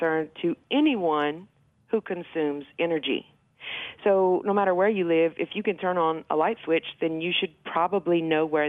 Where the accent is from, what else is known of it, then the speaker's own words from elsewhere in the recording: Cameron, Louisiana, United States; I was born and raised here in Cameron Parish